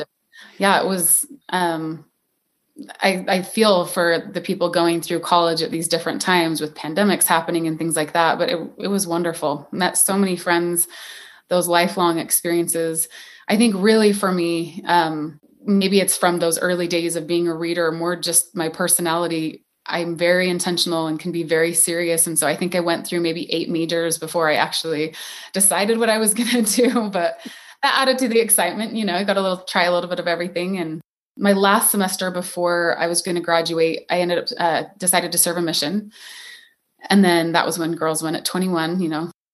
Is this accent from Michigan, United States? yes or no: no; St. George, Utah, United States; I am originally from Saint George, Utah, beautiful Red Rock town that still has my heart